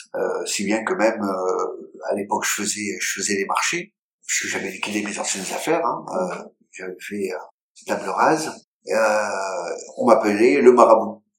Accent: France; also born or lived in Israel / China; je suis français. Alors en France, je suis juif, mais là-bas, je suis français

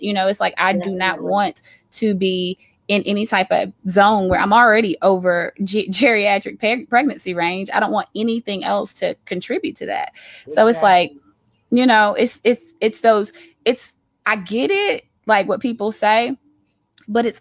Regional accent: Auburn, Alabama, United States; I am from Auburn, Alabama

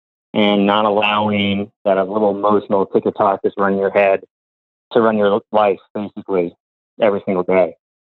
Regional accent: New Jersey, United States; …? I'm from New Jersey.

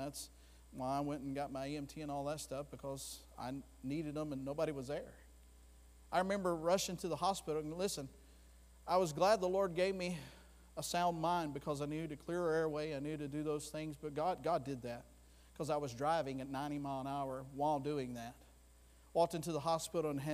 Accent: Florida, United States; I'm from Florida

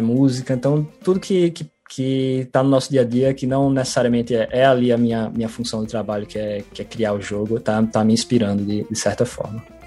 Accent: Natal, Rio Grande do Norte, Brazil; como bom potiguar

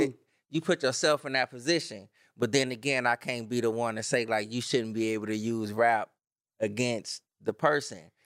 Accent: Los Angeles, California, United States; I'm from Watts

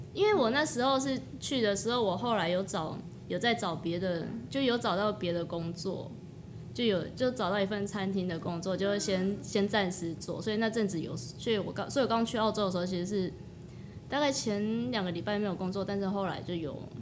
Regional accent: Taiwan; 我一个来自乡下，我在台湾，我就来自那种小镇的地方

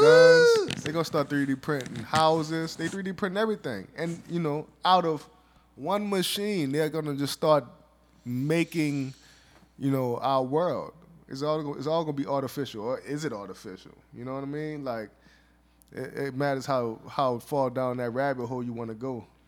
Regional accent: the South, United States; I'm from the South. We all kinda got com, conservative Republican values. That's just being growing up in the South

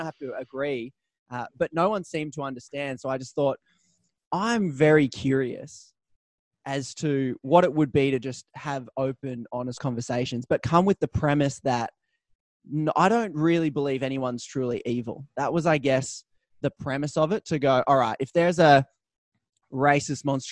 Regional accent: Newcastle, New South Wales, Australia; moved away; also born or lived in Melbourne; I grew up in Newcastle, Australia, moved to Melbourne

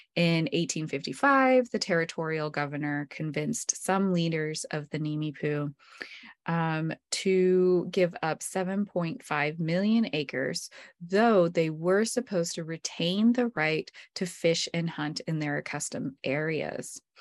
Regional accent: Emmett, Idaho, United States; When I was growing up in Emmett

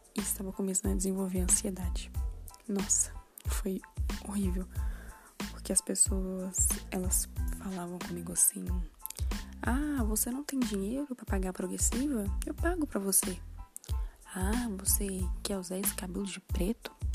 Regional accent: Minas Gerais, Brazil; tenho 21 anos e sou de Minas Gerais.

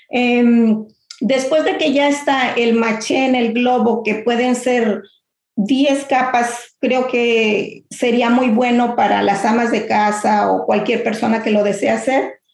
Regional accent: Mexico; nuestras tradiciones se mantengan y pues no, siendo mexicanos, yo lo que quiero es que mi descendencia sigan con ese gusto, ¿no?

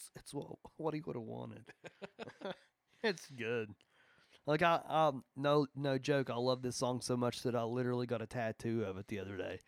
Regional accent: Logan, West Virginia, United States; I am from Logan West, Virginia

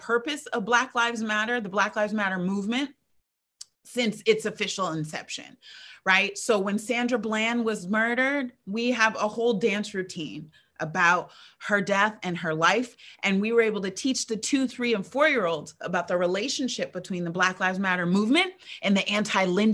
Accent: Ithaca, New York, United States; I was born and raised in Ithaca, and actually born and raised on that campus

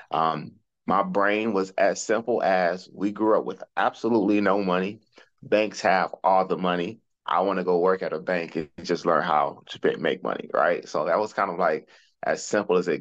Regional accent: Detroit, Michigan, United States; also born or lived in Arkansas; I grew up in Detroit

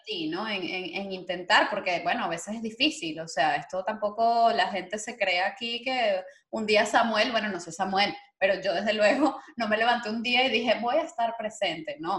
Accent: Venezuela; moved away; nuestro país, a nuestra, bueno, Venezuela

